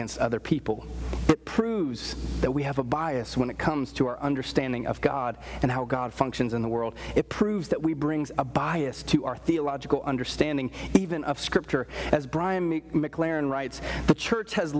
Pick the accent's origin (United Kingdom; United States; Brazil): United States; Apex, North Carolina; I grew up in Apex, right along the Cary border, and I went to Apex schools